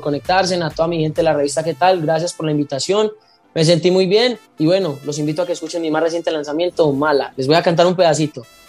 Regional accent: Paisa, Antioquia, Colombia; now in Palmira, Colombia; yo estoy radicado en Palmira Valle y yo soy paisa

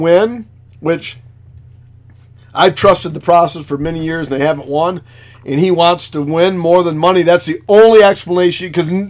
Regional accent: United States; hey, I'm an American.

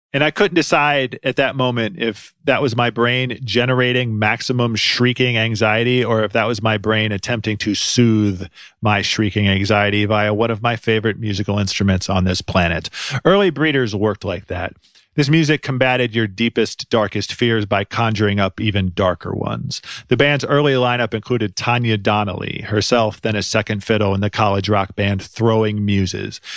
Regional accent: Cleveland, Ohio, United States; I'm from Cleveland

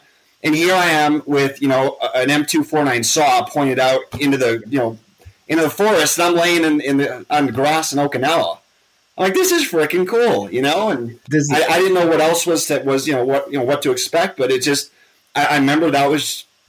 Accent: Cudahy, Wisconsin, United States; moved away as an adult; I grew up in Cudahy, Wisconsin, which is south of Milwaukee, and didn't have the greatest childhood there.

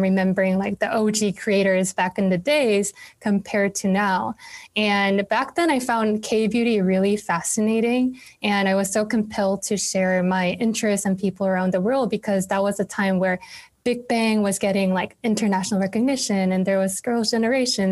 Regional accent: South Korea; now in New York City, United States; where I live now, I live in New York City, but was born and raised in Korea

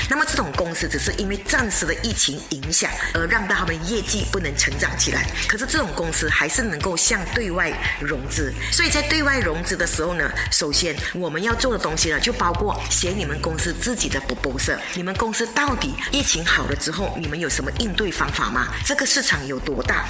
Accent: Malaysia; 我们马来西亚人做生意呢，就比较讲

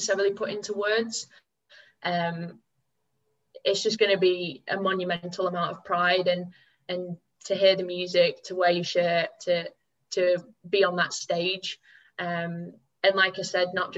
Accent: England, United Kingdom; moved away as an adult; now in Scotland; England to win, obviously, just because it's my home country.

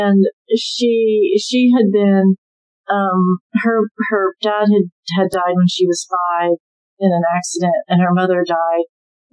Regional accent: Southern Ohio, United States; growing up in Southern Ohio, I was surrounded by veterans.

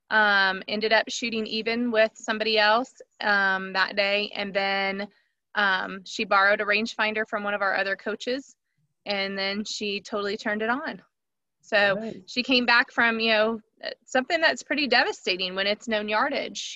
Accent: Leesburg, Ohio, United States; I'm from Leesburg, Ohio.

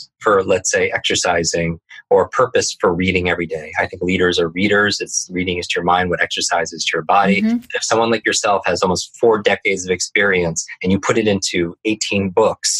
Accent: Northeast, United States; I grew up in the Northeast

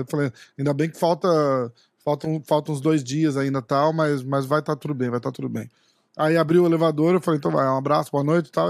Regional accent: Brazil; a gente é brasileiro

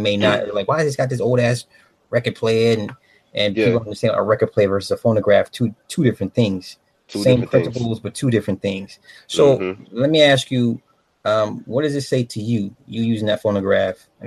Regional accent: Midwest, United States; growing up in the Midwest

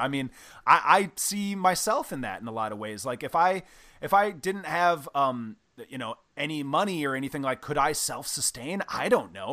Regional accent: Midwest, United States; I grew up in the Midwest

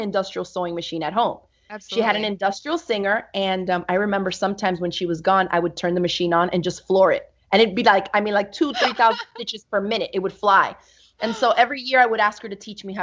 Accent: Miami, Florida, United States; also born or lived in New York; I grew up in Miami, Florida with my mom and three other sisters.

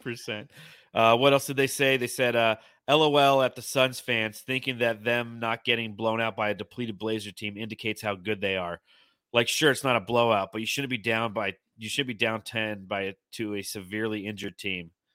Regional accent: Simi Valley, California, United States; also born or lived in Moorpark, California; we moved from Moore Park, California to Simi Valley, California, and I played in Moore Park Little League

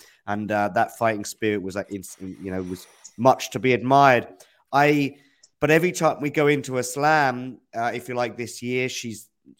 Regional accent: United Kingdom; I'm British

